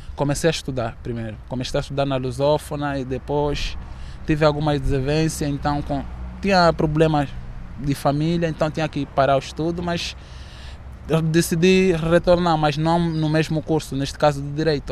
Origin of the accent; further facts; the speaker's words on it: Kilamba, Luanda Province, Angola; moved away as an adult; now in Porto, Portugal; vim da cidade do Quilamba, uh, Benfica, e vim, vim cá para estudar, trabalhar